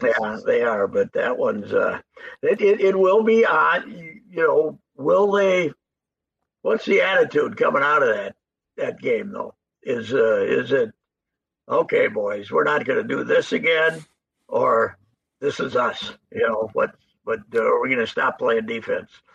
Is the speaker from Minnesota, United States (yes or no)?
yes; St. Paul, Minnesota, United States; I'm from St. Paul